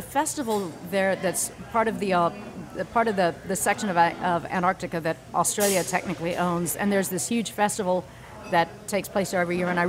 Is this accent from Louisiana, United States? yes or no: yes; Lafayette, Louisiana, United States; I'm from Lafayette, Louisiana.